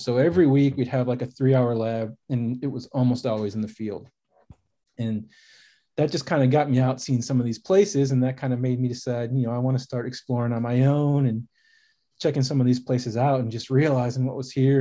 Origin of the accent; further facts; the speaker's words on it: Chicago, Illinois, United States; now in Texas, United States; I grew up in Chicago, in the suburbs of Chicago, about an hour north, kinda closer to the Wisconsin border